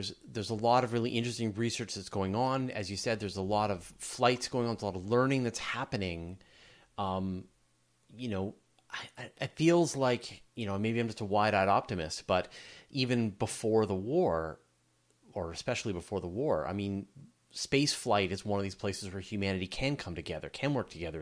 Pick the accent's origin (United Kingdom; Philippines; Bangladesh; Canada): Canada; I'm Canadian